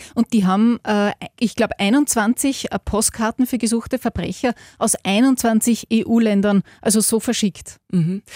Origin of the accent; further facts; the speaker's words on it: hometown near Linz, Upper Austria, Austria; Da war ich 16, bin in einem Postbus von meinem Heimatort nach Linz gefahren